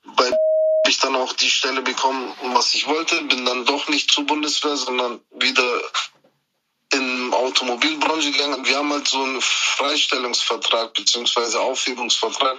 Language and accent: German; Germany; Meine Eltern sind aus der Türkei, ich bin aber in Deutschland geboren und aufgewachsen